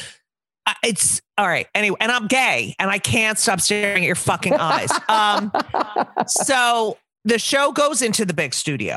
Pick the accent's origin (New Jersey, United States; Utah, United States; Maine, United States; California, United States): New Jersey, United States; I'm also from New Jersey